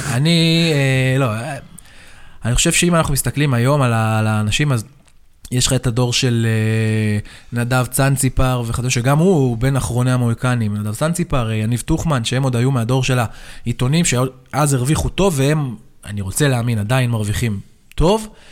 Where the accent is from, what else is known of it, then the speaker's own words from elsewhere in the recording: Hadera, Haifa District, Israel; אני גדלתי בחדרה